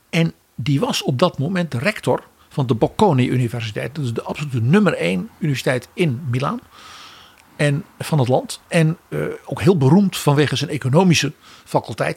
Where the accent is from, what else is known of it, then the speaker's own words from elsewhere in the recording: Netherlands; als Nederlanders